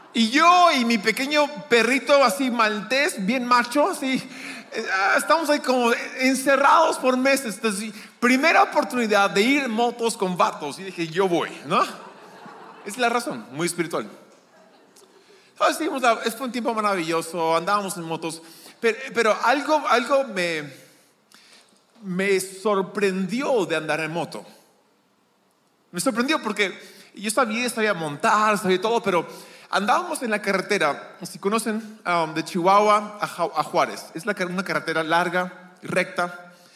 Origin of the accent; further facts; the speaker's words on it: Lima, Peru; also born or lived in San Diego, California, United States; nací en California, en San Diego, pero crecí en Lima. Lima es mi hogar